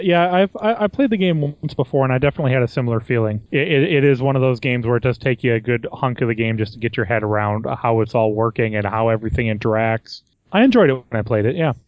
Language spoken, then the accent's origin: English; United States; me being American